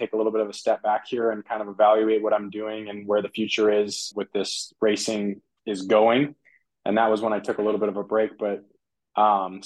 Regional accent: Reno, Nevada, United States; I grew up in Reno. I'm based out of Reno

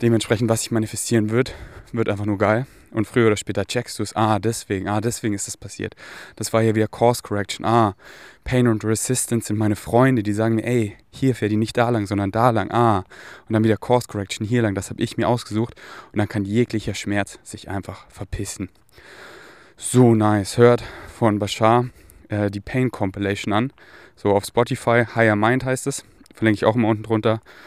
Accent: Munich, Bavaria, Germany; moved away; Ich bin hier in München, wo ich aufgewachsen bin

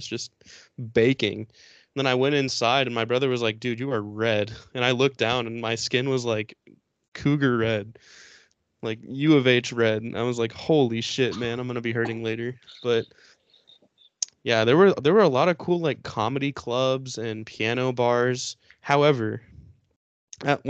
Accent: Houston, Texas, United States; I'm from Houston.

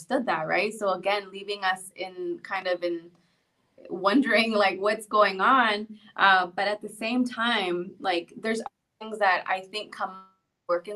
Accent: Los Angeles, California, United States; first language Spanish; English is a second language; moved away; Spanish was my first language. I was in ESL classes when I lived

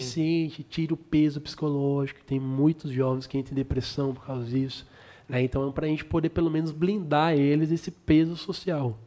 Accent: Sorocaba, São Paulo, Brazil

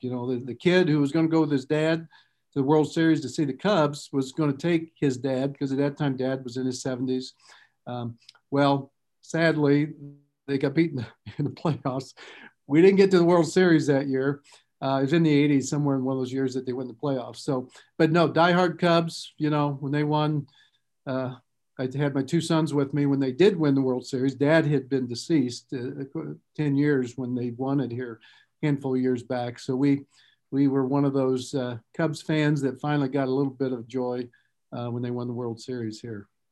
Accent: Lafayette, Indiana, United States; growing up in Lafayette

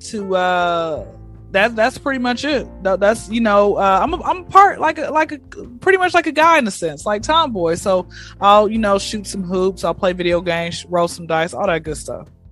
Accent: Atlanta, Georgia, United States; Atlanta, born and raised

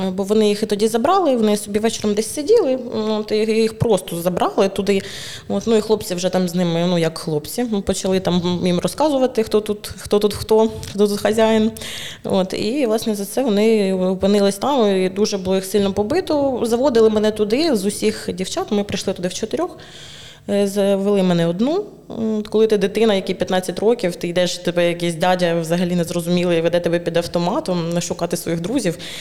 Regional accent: Druzhkivka, Donetsk Oblast, Ukraine; moved away as an adult; also born or lived in Kyiv; now in Chernivtsi, Ukraine; народилась я в Дружківці, в принципі, свідоме життя, половину свого свідомого життя прожила там

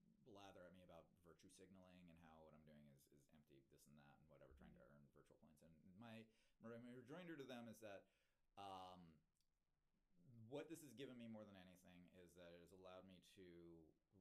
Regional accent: Kentucky, United States; moved away; I grew up in Kentucky

